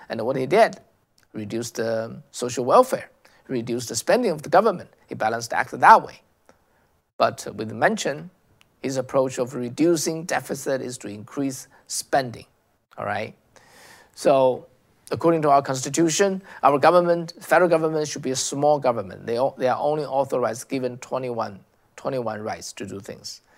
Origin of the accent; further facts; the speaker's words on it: China; English is a second language; moved away as an adult; now in United States; as someone who came from China